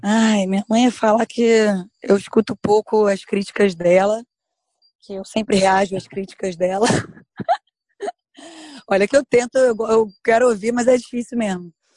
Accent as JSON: {"language": "Portuguese", "country": "Brazil", "said": "eu sou do Brasil"}